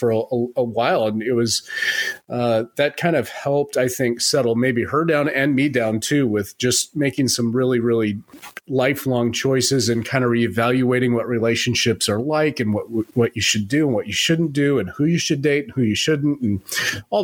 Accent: Phoenix, Arizona, United States; moved away; I was from Phoenix

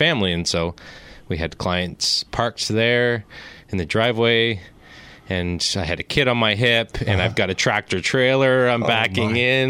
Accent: Zurich, Ontario, Canada; also born or lived in Victoria; Yeah, I'm from the Zurich area. Okay. I grew up on an organic farm there.

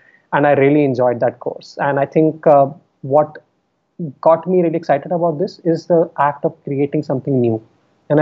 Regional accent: Delhi, India; moved away; I was born and raised in Delhi. I spent all of my schooling in Delhi.

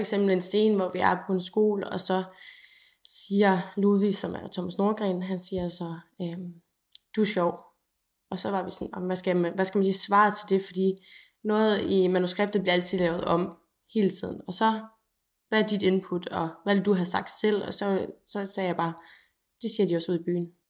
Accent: North Jutland, North Denmark Region, Denmark; som nordjyde

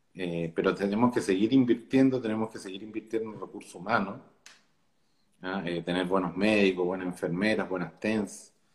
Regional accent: Chile; yo me siento orgulloso como chileno

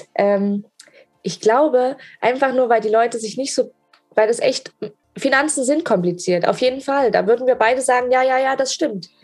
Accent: Germany; ich bin eine Deutsche

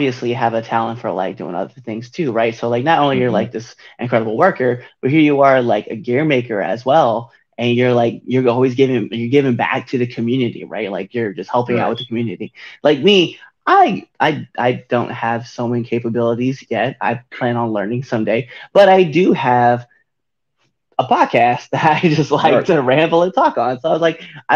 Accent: Nebraska, United States; now in Baltimore, United States; I'm from Nebraska.

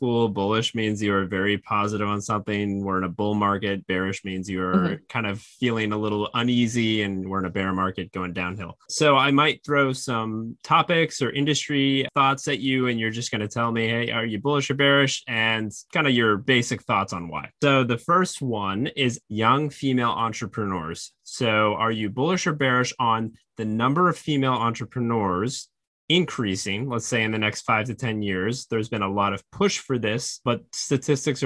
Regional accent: Maine, United States; moved away; I'm from Maine originally

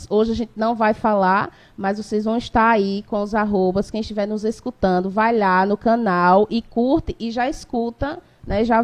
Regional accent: Amazonas, Brazil; Sou da, do Amazonas.

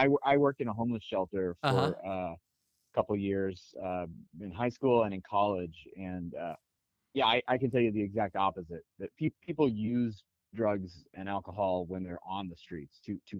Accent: Chalmette, Louisiana, United States; moved away as an adult; also born or lived in New York / Portland; now in Seattle, United States; I'm originally from New Orleans, Louisiana, just outside of New Orleans, Louisiana, a town called Chalmette

